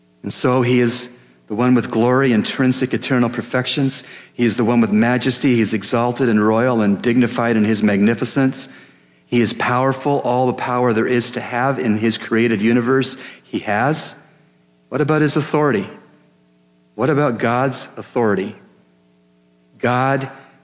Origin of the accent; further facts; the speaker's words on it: Canada; as a Canadian